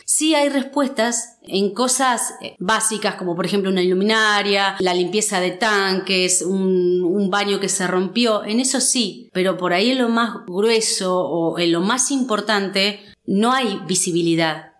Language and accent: Spanish; General Villegas, Buenos Aires Province, Argentina; No soy nacida acá en General Villegas, pero ya soy más de Villegas que, que de mi pueblo. Vine muy, muy pequeña, tenía 5 años cuando arribé acá a General Villegas.